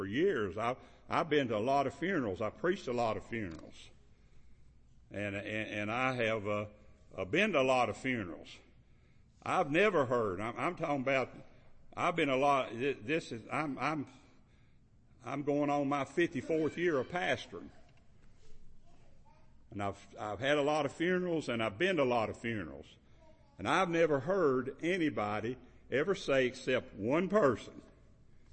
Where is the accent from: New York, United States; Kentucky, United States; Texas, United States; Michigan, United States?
Kentucky, United States; I'm from Kentucky